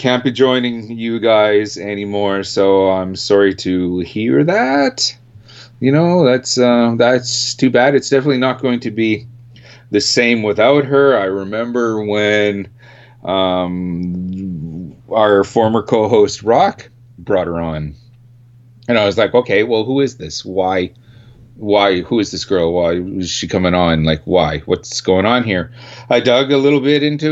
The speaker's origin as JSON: {"language": "English", "country": "Canada", "said": "we're four Canadian guys from the same Canadian metal scene"}